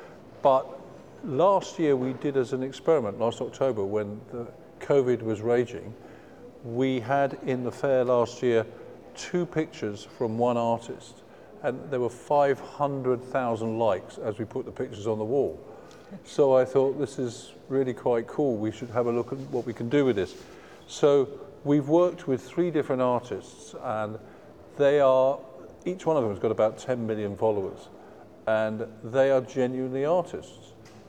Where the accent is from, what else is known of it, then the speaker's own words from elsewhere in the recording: England, United Kingdom; as we know, being English, a lot of our major pop stars came from art schools.